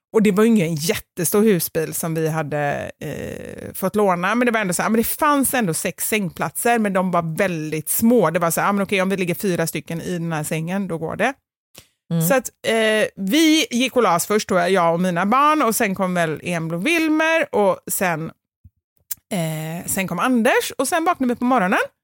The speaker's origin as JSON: {"language": "Swedish", "town": "Gothenburg", "region": "Västra Götaland", "country": "Sweden", "accent": "göteborgska", "said": "min dialekt, alltså göteborgska"}